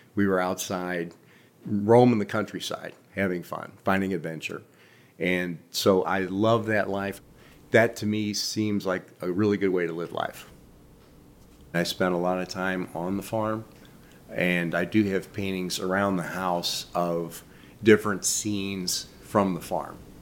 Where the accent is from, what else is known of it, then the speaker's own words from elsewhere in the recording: St. Louis, Missouri, United States; I'm from Saint Louis. I've spent most of my life here